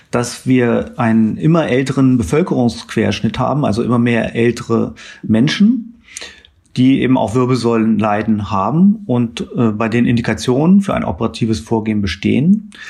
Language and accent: German; Hanover, Lower Saxony, Germany; Ich stamme ursprünglich aus Hannover